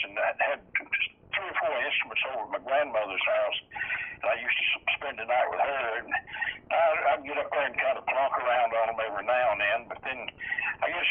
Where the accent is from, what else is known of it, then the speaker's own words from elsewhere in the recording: United States; I grew up on the Virginia-North Carolina border